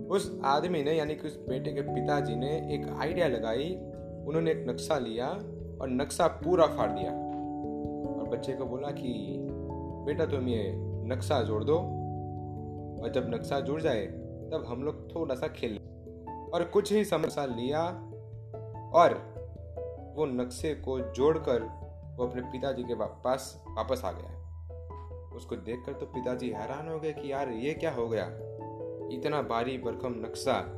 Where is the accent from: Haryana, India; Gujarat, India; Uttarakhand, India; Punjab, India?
Gujarat, India; मैं गुजरात से हूँ